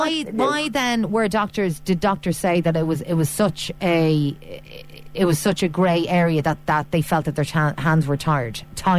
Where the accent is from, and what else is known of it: Ireland